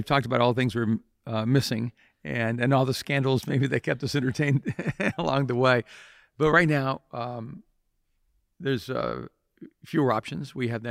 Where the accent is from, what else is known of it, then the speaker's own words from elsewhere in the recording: El Salvador; which I grew up in El Salvador.